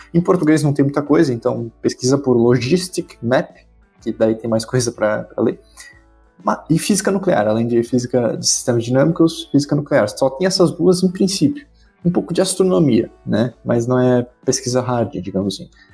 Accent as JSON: {"language": "Portuguese", "town": "Ascurra", "region": "Santa Catarina", "country": "Brazil", "said": "sou da cidade de Ascurra, Santa Catarina"}